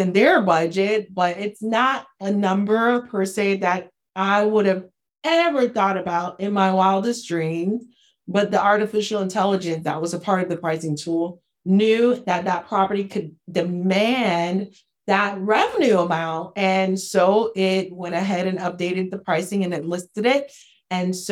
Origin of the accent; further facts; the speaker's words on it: Haiti; From the poorest country in the Western Hemisphere, I'm from Haiti.